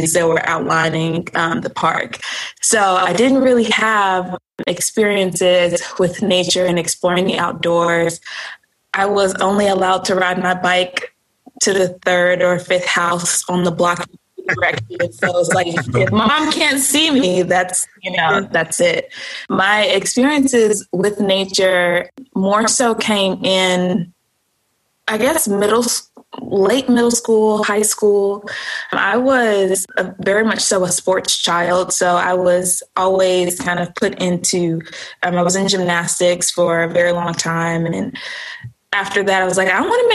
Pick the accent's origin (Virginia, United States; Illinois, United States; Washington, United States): Illinois, United States; Chicago; I am originally from Chicago, Illinois. I grew up on the I like to say the South Side, but it's more so the East Side of Chicago